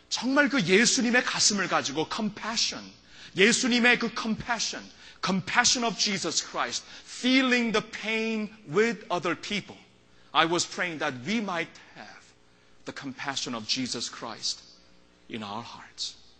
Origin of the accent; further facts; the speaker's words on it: South Korea; moved away; when I was little growing up in Korea